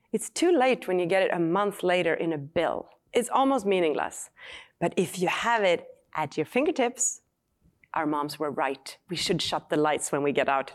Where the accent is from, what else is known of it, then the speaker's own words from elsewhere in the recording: Sweden; English is a second language; moved away as an adult; now in United States; I grew up in Sweden